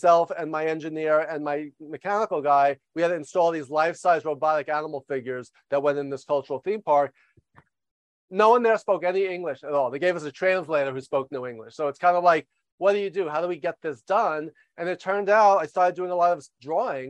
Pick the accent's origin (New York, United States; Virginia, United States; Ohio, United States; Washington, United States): New York, United States; moved away as an adult; also born or lived in Los Angeles; after years growing up in New York. I moved